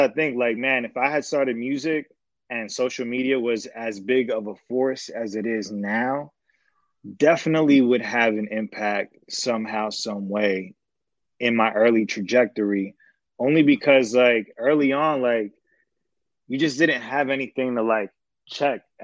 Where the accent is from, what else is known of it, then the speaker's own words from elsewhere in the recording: Atlantic City, New Jersey, United States; moved away as an adult; now in Los Angeles, United States; I'm from the South Jersey area, so Atlantic County, Atlantic City, that whole area. Grew up there